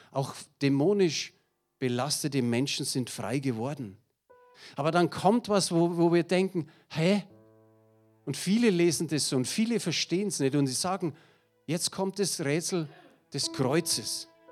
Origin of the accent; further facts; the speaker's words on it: Munich, Bavaria, Germany; accent: Münchnerisch; ich bin ein echter Münchner. Und ich hoffe, ihr versteht mein Münchnerisch